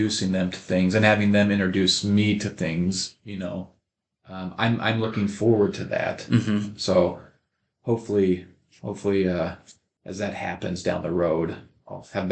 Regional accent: Odell, Nebraska, United States; also born or lived in Beatrice, Nebraska; now in McCool Junction, United States; growing up in Odell, Nebraska

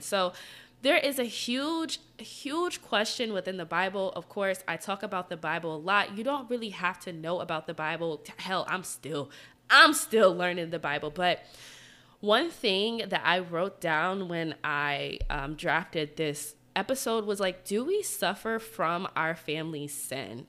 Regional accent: Atlanta, Georgia, United States; moved away as an adult; now in Washington, D.C., United States; so I'm from Atlanta. I've lived in Atlanta my whole life.

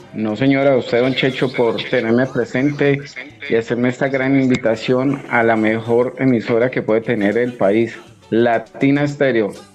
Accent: Bogotá, Colombia; moved away; mi familia en la ciudad de Bogotá, eh, a mi hermana, a mi madre, a mis hijas que se encuentran allá en Bogotá y a los amigos, a los amigos salseros que tengo allá en, en mi ciudad natal

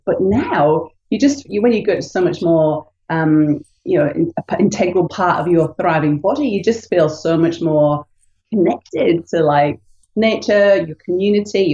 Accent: United Kingdom; moved away; I'm from the UK, you can tell by my funny accent

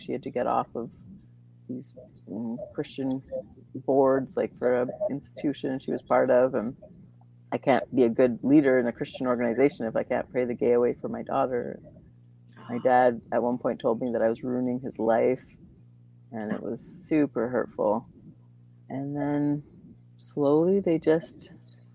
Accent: Alberta near Calgary, Canada; moved away as an adult; also born or lived in Vancouver; now in Calgary, Canada; I grew up in Alberta near Calgary.

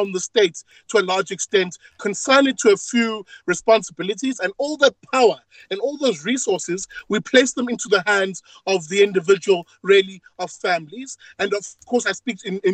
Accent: South Africa; My values represent largely who you are as a South African

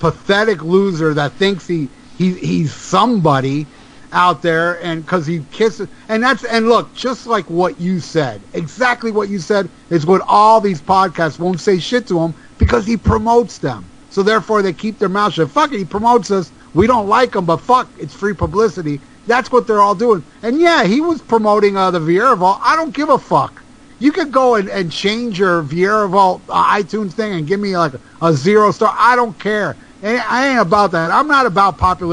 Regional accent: United States; I was born in America, which makes me even more American than him, because I've been in this country longer than him

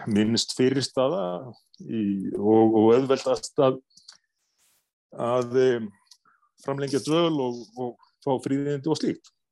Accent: Iceland; við erum einfalla Íslendingar

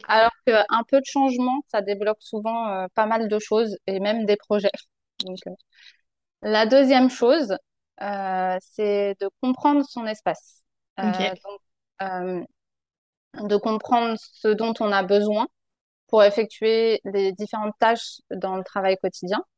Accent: France; moved away as an adult; also born or lived in Paris region; now in British Columbia, Canada; Je suis originaire de France

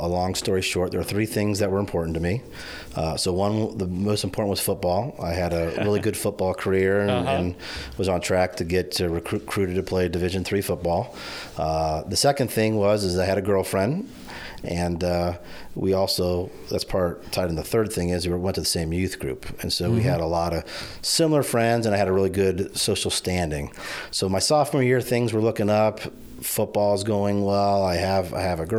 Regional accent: Hershey, Pennsylvania, United States; moved away as an adult; also born or lived in Noble County, Indiana; now in Kendallville, United States; I grew up in Hershey, Pennsylvania

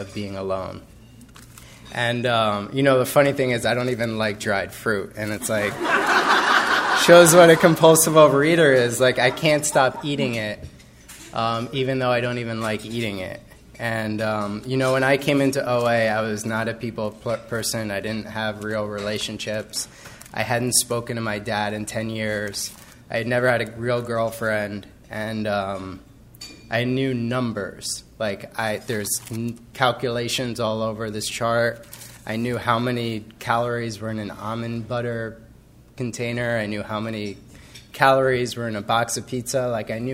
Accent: Cold Spring Harbor, New York, United States; I grew up in Long Island in a town called Cold Spring Harbor

